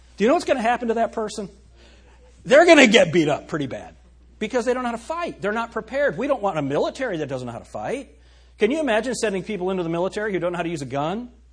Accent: United States; as American citizens or as people who live in the United States

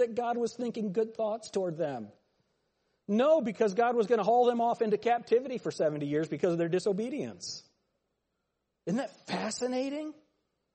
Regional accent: United States; I was born in America.

